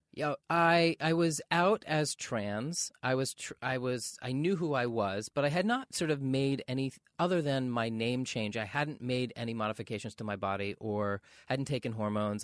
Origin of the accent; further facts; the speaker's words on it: Maine, United States; growing up in Maine